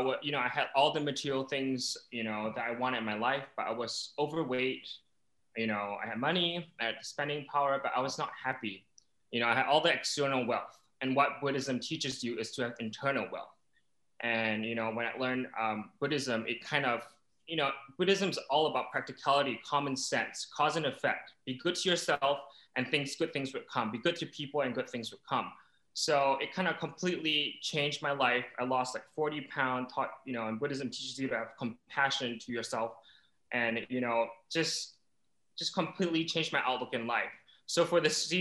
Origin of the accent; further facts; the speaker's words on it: Singapore; I'm 31. I'm from Singapore.